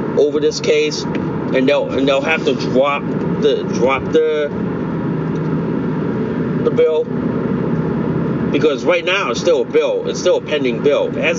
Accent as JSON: {"language": "English", "region": "Connecticut", "country": "United States", "tie": "born or raised there", "said": "In my home state of Connecticut"}